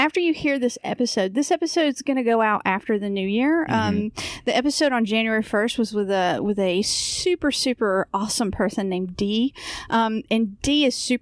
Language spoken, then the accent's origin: English; the South, United States; I'm from the South